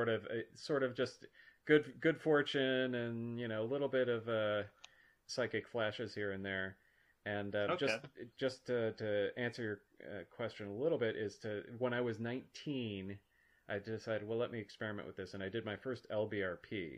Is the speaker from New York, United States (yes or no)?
no; Minnesota, United States; I grew up in Minnesota